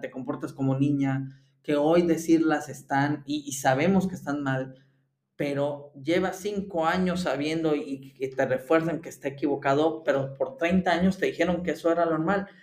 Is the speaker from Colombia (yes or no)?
no; Mexico; now in Germany; como mexicano desde Alemania